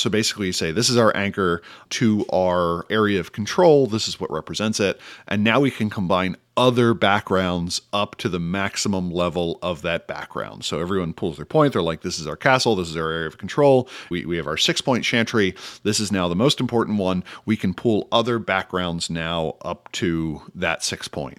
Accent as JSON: {"language": "English", "country": "United States", "said": "as an American"}